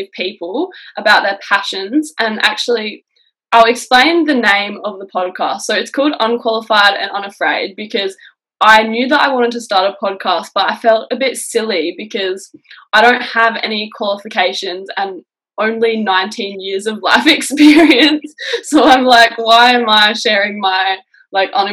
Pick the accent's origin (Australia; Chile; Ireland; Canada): Australia; Kangaroo Island, South Australia; I grew up on Kangaroo Island, which is a small island off the coast of South Australia